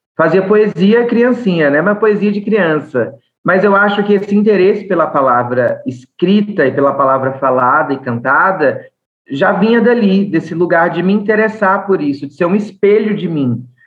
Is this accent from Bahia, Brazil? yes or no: yes; Bahia, Brazil; accent: Bahian; moved away as an adult; now in São Paulo, Brazil; eu sou baiana, judia, nordestina